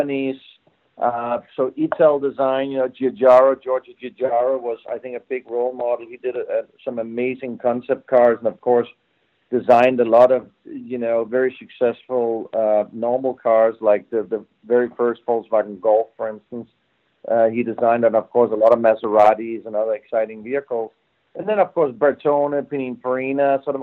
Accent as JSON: {"language": "English", "country": "Denmark", "tie": "born or raised there", "also_born_or_lived": "Switzerland", "moved": "yes", "said": "I'm originally from Denmark, and I grew up in Denmark"}